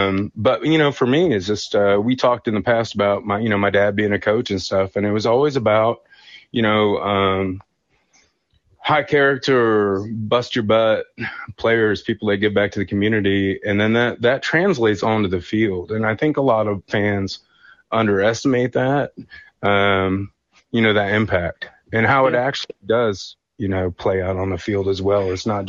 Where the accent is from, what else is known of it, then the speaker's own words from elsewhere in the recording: Michigan, United States; also born or lived in southeast Ohio; now in Athens, United States; I grew up in Michigan, but I'm down in the town where Joe Burrow grew up and played high school, played high school and stuff down southeast Risdon, OU country.